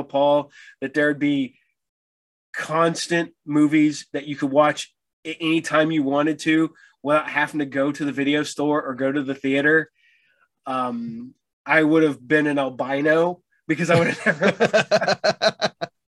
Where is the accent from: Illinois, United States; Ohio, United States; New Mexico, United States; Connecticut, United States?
Ohio, United States; Piqua; also born or lived in Troy / Tipp City; I grew up here in Piqua. I've not ventured too far out in my own personal life